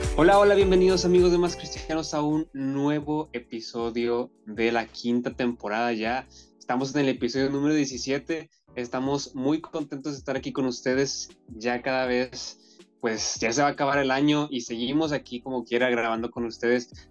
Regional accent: Monterrey, Nuevo León, Mexico; moved away as an adult; now in Madrid, Spain; yo que soy de Monterrey y estoy acostumbrado al calor

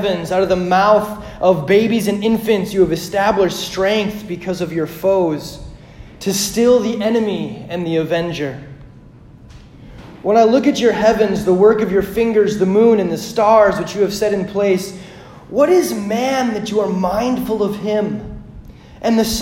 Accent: Hagen, Saskatchewan, Canada; I grew up in Hagen, Saskatchewan, Canada, which is pretty much like North Dakota squared

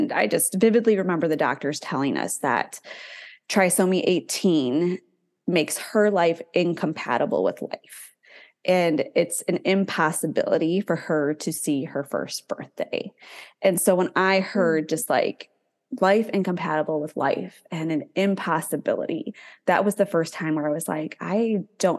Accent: north of Chicago, Illinois, United States; moved away as an adult; also born or lived in Southern Alabama; I didn't know anybody in the military growing up. I'm from north of Chicago

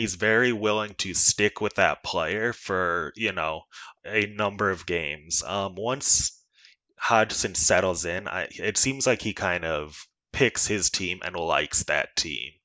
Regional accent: Iowa, United States; I'm from Iowa. I live and, um, work here.

